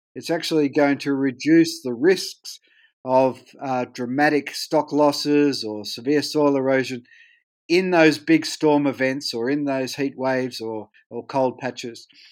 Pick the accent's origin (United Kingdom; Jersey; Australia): Australia; accent: Australian; I'm Australian